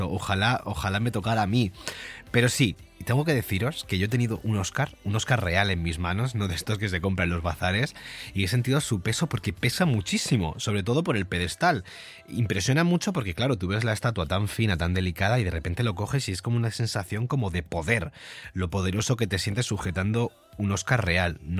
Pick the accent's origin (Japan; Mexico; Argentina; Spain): Spain; Andalusia; yo como buen andaluz que soy, aunque no se me note mucho por el acento, estoy muy orgulloso